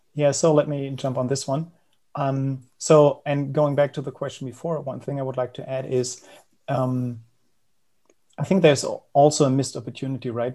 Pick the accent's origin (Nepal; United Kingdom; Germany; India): Germany; Berlin; I'm from Berlin, Germany, born and raised.